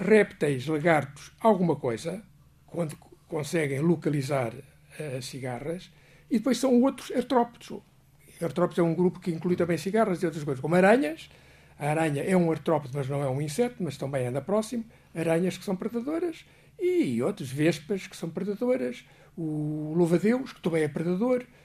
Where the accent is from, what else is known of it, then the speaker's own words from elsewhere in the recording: Portugal; eu como português